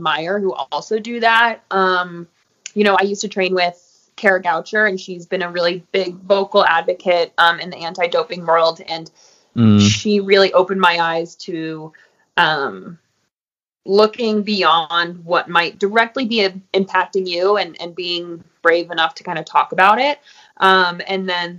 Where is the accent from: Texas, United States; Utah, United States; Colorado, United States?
Colorado, United States; Crested Butte; pride for my hometown and my community, and a real sense of loyalty to my community and wanting to help here in Crested Butte